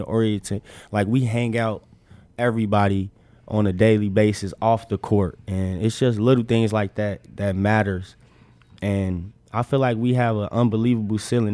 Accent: Chicago, Illinois, United States; moved away as an adult; also born or lived in Arizona; now in Nebraska, United States; where I'm from, I'm from Chicago

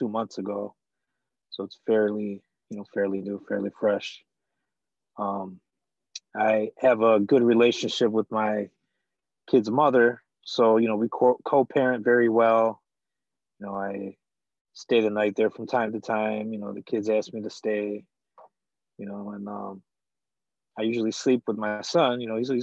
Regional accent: Downriver, Michigan, United States; also born or lived in Detroit, Michigan; I'm from Detroit, Michigan. Raised in Downriver, Michigan, which is not too far from Detroit.

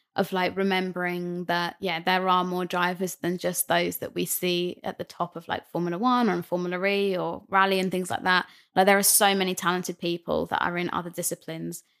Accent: Brighton, South East England, United Kingdom; I'm from Brighton

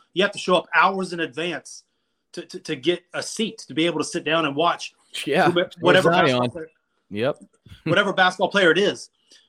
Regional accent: Myrtle Beach, South Carolina, United States; I grew up in South Carolina. I was in Myrtle Beach.

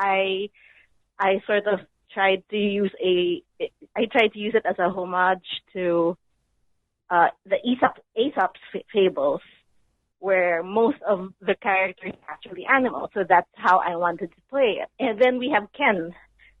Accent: Philippines

